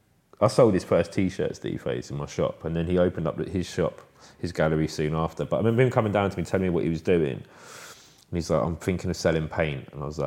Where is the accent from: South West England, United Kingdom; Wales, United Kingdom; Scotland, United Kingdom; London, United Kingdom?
London, United Kingdom; Yeah, like, I'm from Kilburn, man.